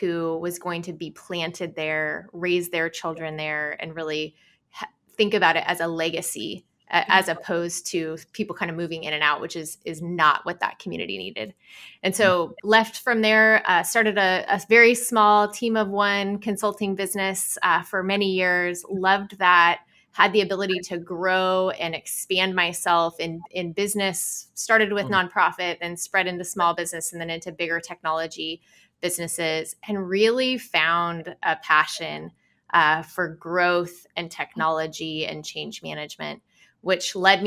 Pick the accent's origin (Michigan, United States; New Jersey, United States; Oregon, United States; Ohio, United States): Oregon, United States; Sheridan; I grew up in Sheridan, Oregon